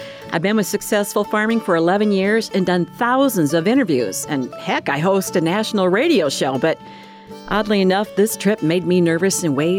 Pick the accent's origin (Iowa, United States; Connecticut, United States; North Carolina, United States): Iowa, United States; Clarence; born or raised there; moved away